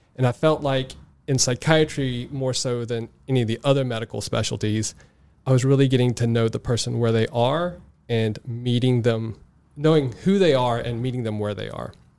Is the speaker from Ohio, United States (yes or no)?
no; South Mississippi, United States; I grew up in South Mississippi, uh, halfway between Biloxi, Mississippi, and New Orleans, Louisiana, uh, in a very rural area